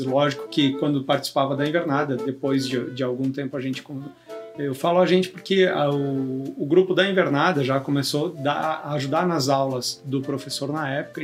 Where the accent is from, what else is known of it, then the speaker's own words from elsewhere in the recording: Rio Grande do Sul, Brazil; eu sou gaúcho